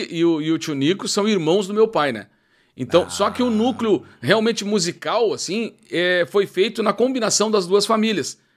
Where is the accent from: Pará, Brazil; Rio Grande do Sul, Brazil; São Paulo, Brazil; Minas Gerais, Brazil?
Rio Grande do Sul, Brazil; Uruguaiana; ah Grande, eu sou de Uruguaiana